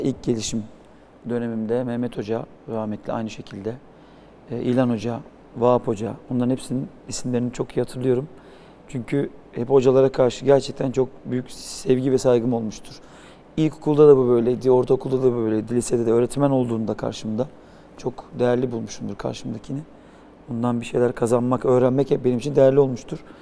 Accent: Istanbul, Turkey; ben büyüdüğüm yer Yedikule

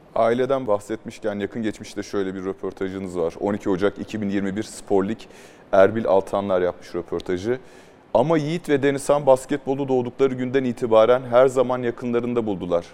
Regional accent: Mersin, Turkey; Ben Mersinli olarak

